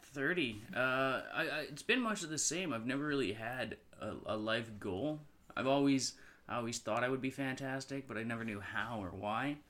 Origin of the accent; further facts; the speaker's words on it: North Vancouver, British Columbia, Canada; growing up in North Vancouver